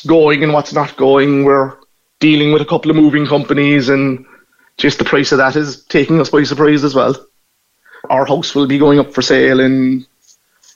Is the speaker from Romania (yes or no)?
no; Cork, Munster, Ireland; accent: Norrie (northside Cork); moved away as an adult; also born or lived in Washington, D.C.; now in California, United States; I grew up in Knockadeeny in the 80s.